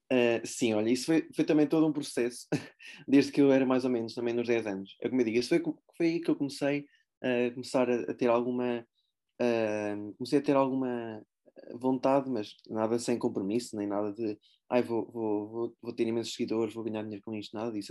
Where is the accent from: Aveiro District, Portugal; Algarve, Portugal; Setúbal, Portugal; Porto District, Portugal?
Aveiro District, Portugal; Aveiro; eu vivi em Aveiro, desde, desde que nasci sou, sou de Aveiro